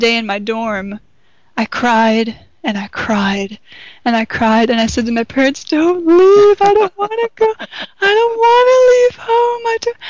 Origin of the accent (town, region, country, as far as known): Flint, Michigan, United States; born or raised there; moved away